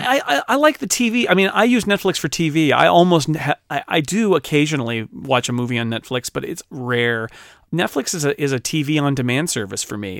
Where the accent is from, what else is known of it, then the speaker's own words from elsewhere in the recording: United States; I'm an American.